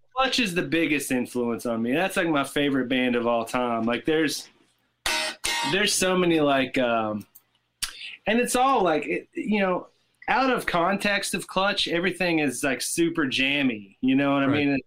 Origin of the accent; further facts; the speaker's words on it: Tennessee, United States; I grew up in in Tennessee